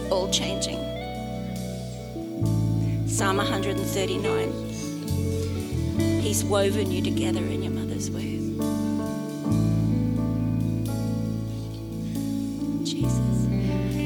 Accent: Australia; I'm Australian.

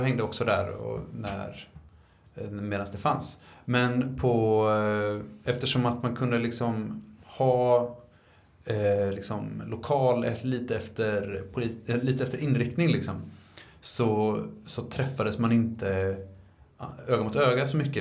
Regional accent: Linköping, Östergötland, Sweden; jag är från Linköping

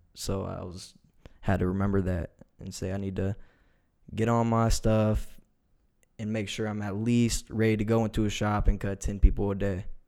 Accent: Reynoldsburg, Ohio, United States; I'm from Reynoldsburg, Ohio

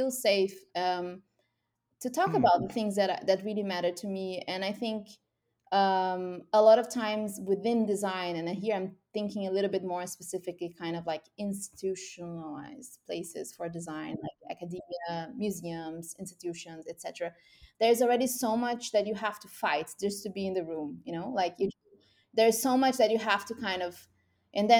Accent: Brazil; moved away; I'm from Brazil originally

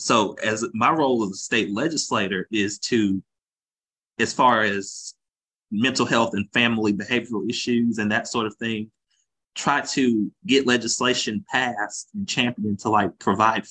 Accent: Augusta, Georgia, United States; Was proudly born in Augusta, born and raised in Augusta

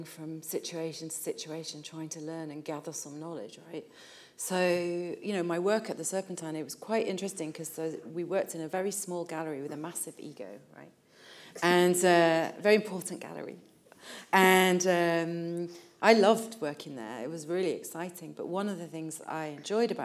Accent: Leeds, Yorkshire and the Humber, United Kingdom; now in Liverpool, United Kingdom; I grew up in Leeds, not in Liverpool

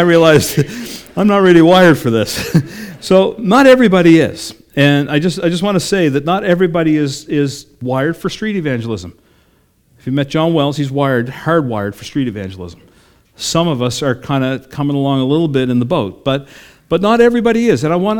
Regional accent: Sydney, New South Wales, Australia; I grew up in Sydney at the Sydney version of what they affectionately call Jelly Bean Square down the road here.

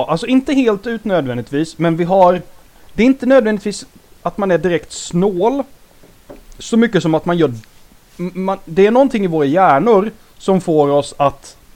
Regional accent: Småland, Sweden; jag känner folk runt omkring mig som är smålänningar och vi är, vi har en viss inställning som gör oss inte kanske snåla rakt av

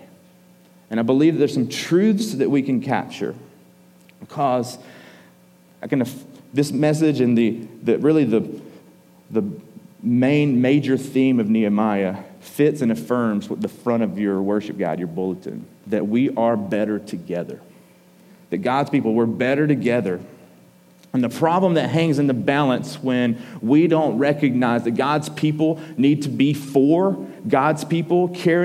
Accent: Georgia, United States; we're from Georgia

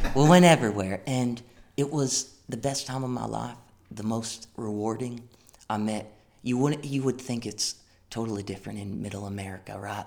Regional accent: Greens Farms, Connecticut, United States; my hometown, Connecticut

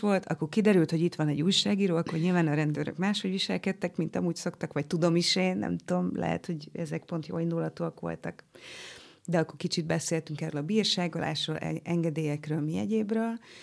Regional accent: Nyíregyháza, Szabolcs-Szatmár-Bereg, Hungary; accent: Szabolcs; moved away as an adult; also born or lived in Oros; now in Budapest, Hungary; én keleti voltam a saját szülővárosomban, keleti voltam, mert hogy a szülővárosom mellett, Nyíregyházam mellett egy faluban, ö, éltünk oroson

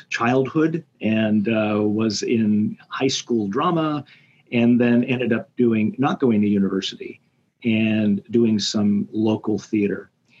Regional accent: United States; And end up being the American that year.

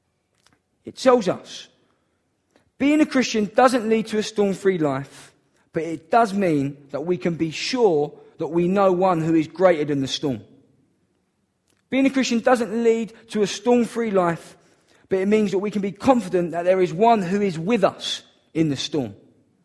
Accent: Downham, United Kingdom; I'm from Downham.

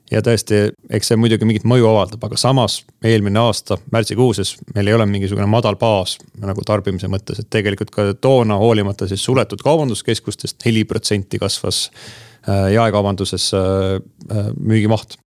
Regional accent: Mustamäe, Tallinn, Harju County, Estonia; mina elasin Mustamäel esimesel korrusel, mille all oli soojatrass

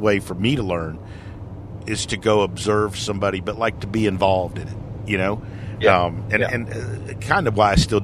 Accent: Alabama, United States; from Alabama

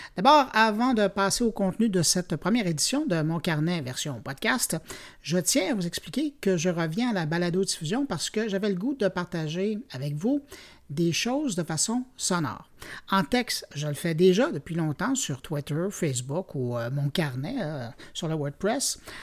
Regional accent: Montreal, Quebec, Canada; chez nous, à Montréal

